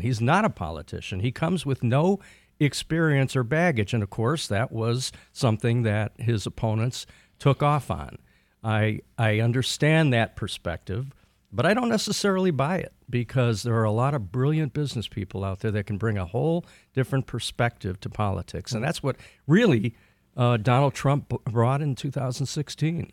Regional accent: Detroit, Michigan, United States; growing up in Detroit

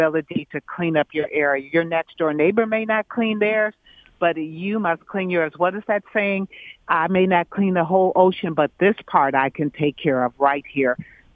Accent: Detroit, Michigan, United States; I have grown up in Detroit, still live here

